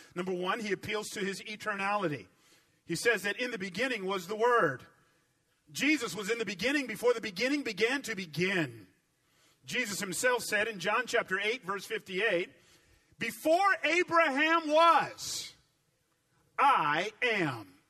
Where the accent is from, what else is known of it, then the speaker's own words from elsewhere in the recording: Atlanta, Georgia, United States; accent: southern; I grew up in Atlanta